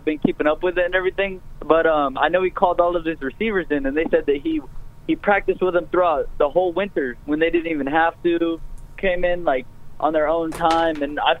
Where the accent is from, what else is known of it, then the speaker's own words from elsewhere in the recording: Maine, United States; moved away as an adult; also born or lived in Tennessee; now in Turkey; I'm actually from Tennessee. I was raised in Maine, but I'm from Tennessee, but I'm in the United States Air Force. I'm stationed over here.